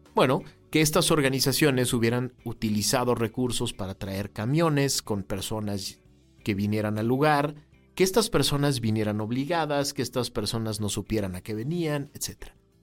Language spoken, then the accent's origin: Spanish; Mexico; los mexicanos tenemos que estar conscientes